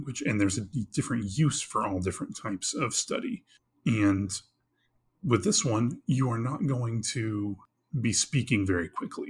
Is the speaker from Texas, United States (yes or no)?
yes; Texas, United States; I growing up in Texas